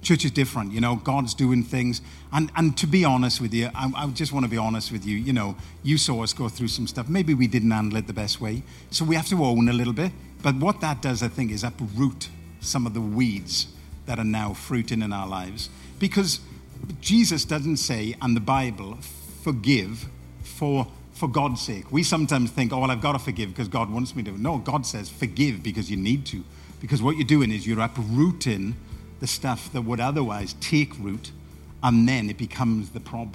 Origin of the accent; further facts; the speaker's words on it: Welsh, Wales, United Kingdom; moved away; also born or lived in Barnsley / Doncaster; I'm a Welshman